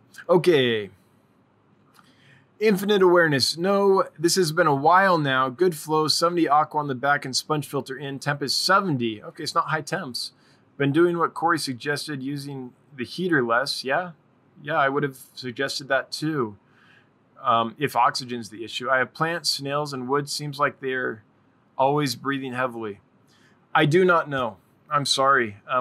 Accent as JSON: {"language": "English", "town": "Calgary", "region": "Alberta", "country": "Canada", "tie": "born or raised there", "said": "my hometown, Calgary, has an aquarium club where I live now. It's in the mountains."}